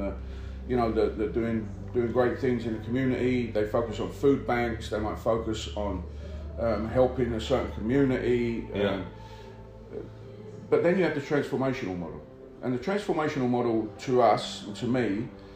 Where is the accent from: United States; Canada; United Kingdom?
United Kingdom; London; moved away as an adult; now in Manchester, United Kingdom; I'm originally from the East End of London. And I came up here 16 years ago